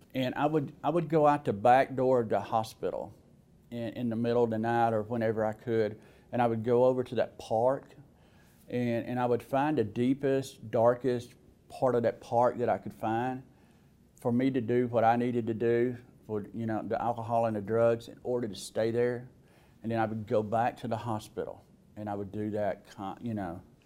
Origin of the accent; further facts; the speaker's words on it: Alabama, United States; accent: southern; as you could probably tell by my accent, I was born in the South. Uh, I was in, in Alabama